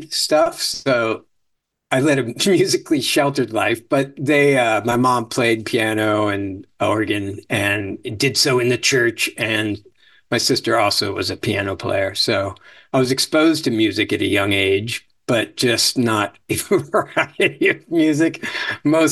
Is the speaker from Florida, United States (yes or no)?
yes; Venice, Florida, United States; also born or lived in Chicago, Illinois / New York; I was born in Chicago. And then we got to Florida in the early 70s. So I got there in first or second grade